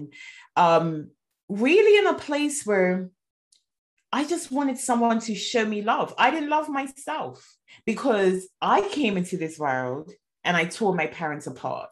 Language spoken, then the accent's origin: English; Bermuda; moved away as an adult; now in United Kingdom; I'm originally from Bermuda. I moved to the UK 8 years ago